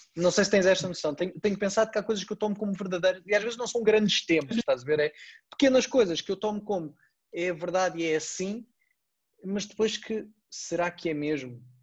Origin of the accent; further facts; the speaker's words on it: Portugal; nós somos portugueses